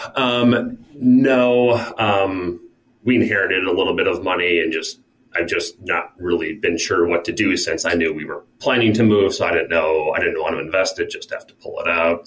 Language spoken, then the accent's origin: English; Minnesota, United States; now in North Carolina, United States; back to my home state of Minnesota